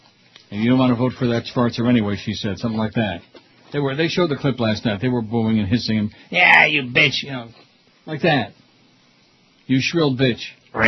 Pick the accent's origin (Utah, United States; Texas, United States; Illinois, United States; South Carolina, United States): Illinois, United States; in my hometown of Illinois, who are bitter.